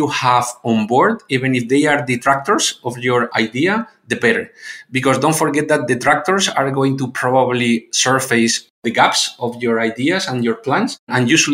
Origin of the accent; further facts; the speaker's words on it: Spain; moved away; my background is I'm from Spain, so my background is quite European one